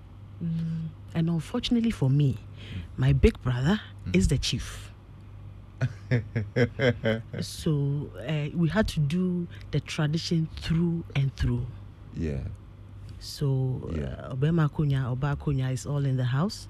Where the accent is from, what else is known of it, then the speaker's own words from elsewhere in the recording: Accra, Greater Accra, Ghana; also born or lived in Kwahu; My mom and dad lived, well, I grew up in Asalamdown